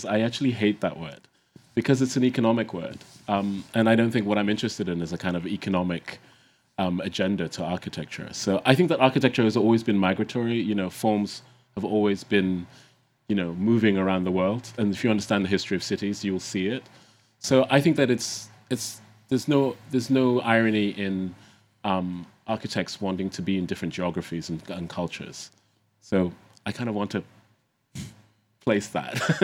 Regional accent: Ghana; growing up in Ghana and the continent.

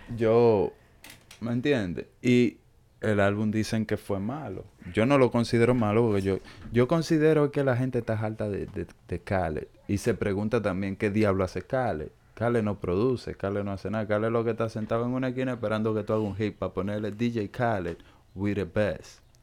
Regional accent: Dominican Republic; yo soy dominicano

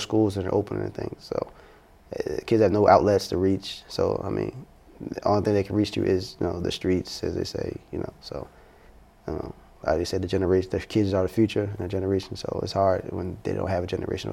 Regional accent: Baltimore, Maryland, United States; I grew up in the heart of East Baltimore.

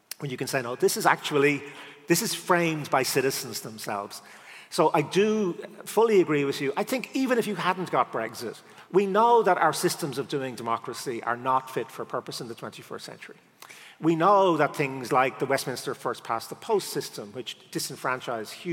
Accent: Ireland; as an Irish person

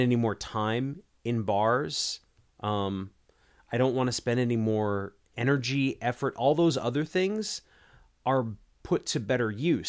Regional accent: United States

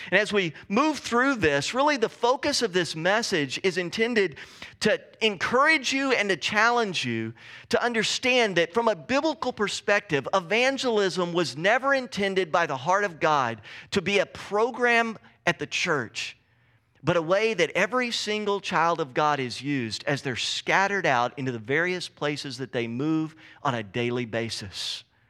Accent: Texas, United States; moved away as an adult; now in Pacific Northwest, United States; I grew up in Texas

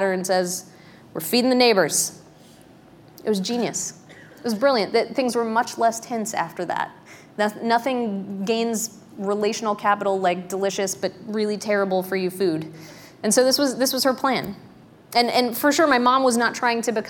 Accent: Pennsylvania, United States; also born or lived in Darlington, Pennsylvania; When I was growing up in Pennsylvania, we did a stint in a little town called Darlington

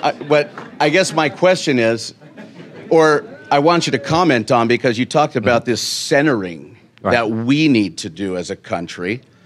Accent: United States; I'm an American.

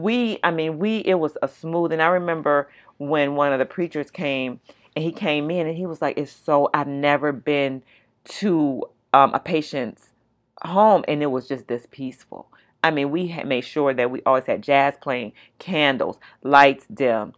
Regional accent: California, United States; moved away; We're all from California

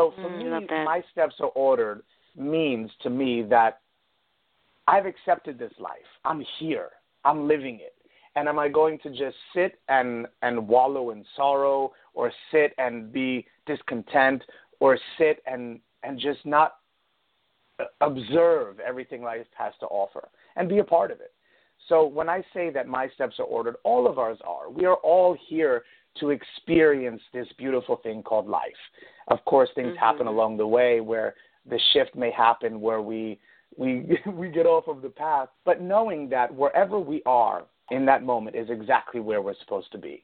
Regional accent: New York, United States; moved away as an adult; also born or lived in Italy / Connecticut; now in Florida, United States; I'm originally from New York. I was born and raised in New York. I grew up in Italy, and I moved down to Florida 7 years ago.

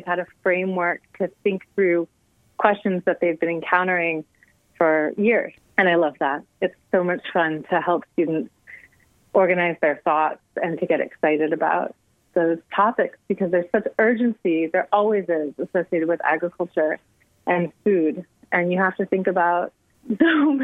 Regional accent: Champaign-Urbana, Illinois, United States; moved away as an adult; I am from Champaign-Urbana originally.

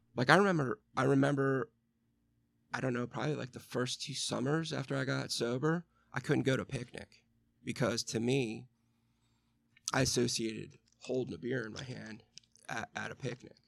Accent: Western Pennsylvania, United States; I grew up in Western P A, and really there was nothing for us to do except, like, drink, fist fight, play football

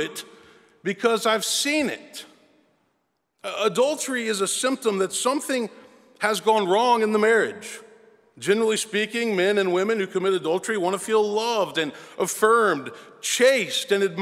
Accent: Memphis, Tennessee, United States; I was born and raised in Memphis

